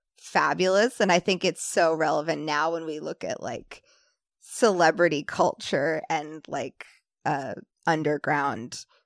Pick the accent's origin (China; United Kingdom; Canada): United Kingdom; England; also born or lived in New Jersey / Singapore; So, I was born in New Jersey, but moved all the time when I was a kid. Was in Singapore and England